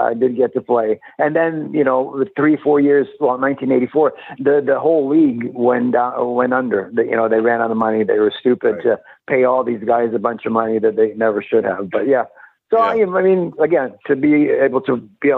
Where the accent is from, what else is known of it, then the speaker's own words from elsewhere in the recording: Winnipeg, Manitoba, Canada; moved away; also born or lived in Europe / Tampa, Florida; I grew up in Winnipeg, Canada